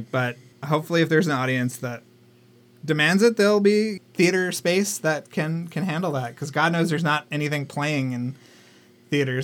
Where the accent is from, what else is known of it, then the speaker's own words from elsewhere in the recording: Texas, United States; moved away; a Texan living in Texas at the time